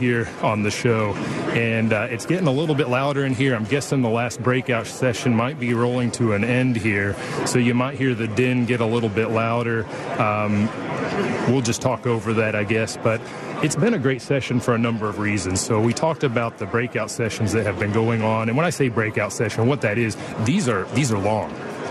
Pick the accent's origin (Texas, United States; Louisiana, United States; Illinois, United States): Texas, United States; Dallas; I had the opportunity to see you up in Dallas. I'm from Dallas.